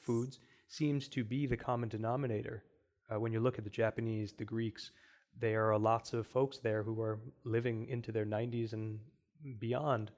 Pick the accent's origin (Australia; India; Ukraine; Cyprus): India; now in Cleveland, United States; as an Indian